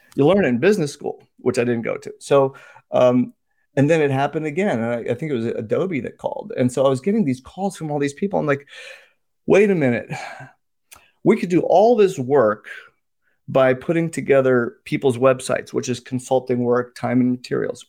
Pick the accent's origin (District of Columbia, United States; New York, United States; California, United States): District of Columbia, United States; Washington; also born or lived in Indiana / New Jersey / India; I was raised in the United States, moved, uh, around a little bit, Indiana, New Jersey, uh, but settled in the D C area since I was ten. So pretty much this is my home.